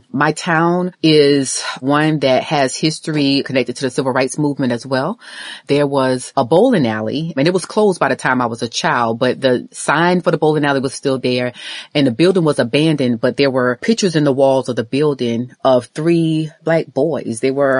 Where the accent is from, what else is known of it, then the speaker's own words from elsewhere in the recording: Orangeburg, South Carolina, United States; moved away; I'm from Orangeburg, South Carolina.